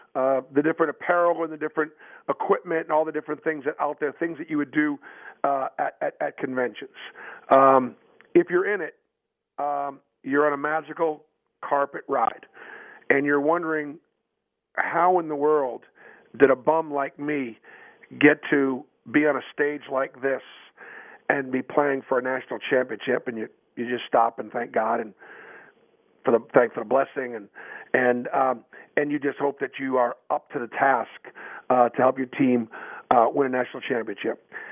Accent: Boston, Massachusetts, United States; moved away as an adult; I grew up in Boston, and so I went to BC

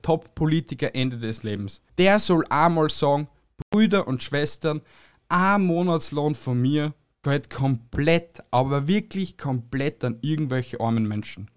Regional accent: Austria; uns Österreicher

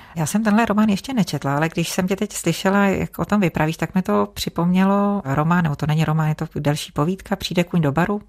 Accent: Czechia; u nás v Čechách

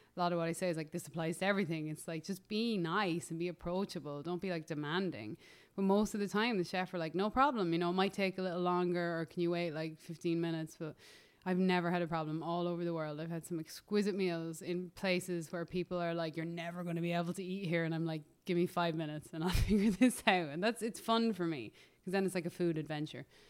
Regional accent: Ireland; moved away as an adult; also born or lived in Los Angeles, United States; now in United States; as an Irish person

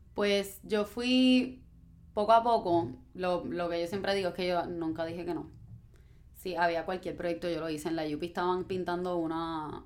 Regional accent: Guaynabo, Puerto Rico; me crié en Guaynabo

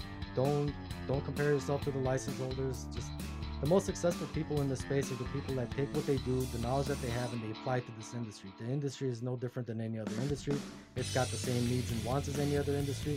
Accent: Glendale, California, United States; LA. Glendale

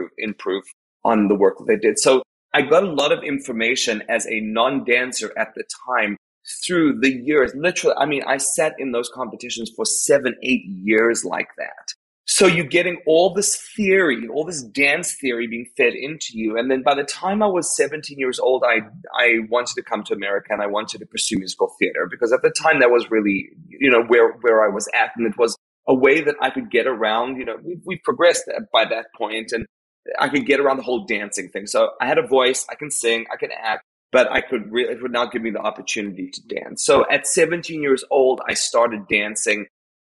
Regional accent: South Africa; moved away; I am South African.

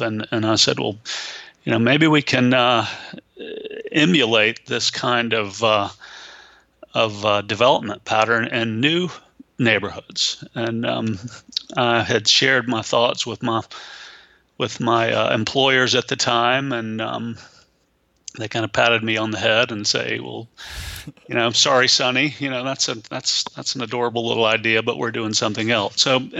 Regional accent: Atlanta, Georgia, United States; moved away as an adult; also born or lived in Virginia; now in South Carolina, United States; I grew up, and I'm from Atlanta originally, and grew up in Georgia

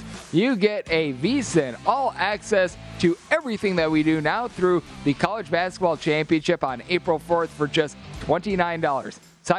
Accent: Midwest, United States; as I am a gentleman from the Midwest

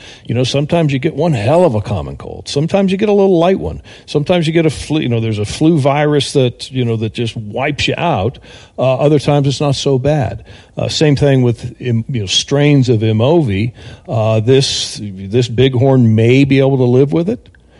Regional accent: Texas, United States; I came from Texas, and I go down to Houston, and I give a presentation.

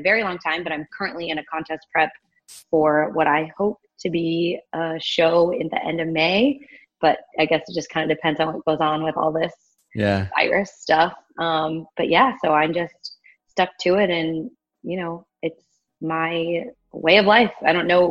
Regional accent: Magnolia, Texas, United States; also born or lived in Houston, Texas; I grew up in the Woodland, well, Magnolia, so the suburbs.

